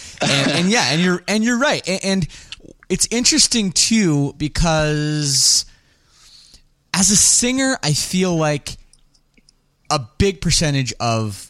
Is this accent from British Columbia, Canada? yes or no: no; Toronto, Ontario, Canada; I'm from Toronto